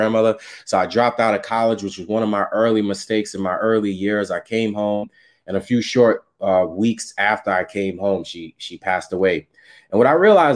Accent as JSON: {"language": "English", "town": "New York City", "region": "New York", "country": "United States", "tie": "born or raised there", "said": "I was raised in Staten Island, New York."}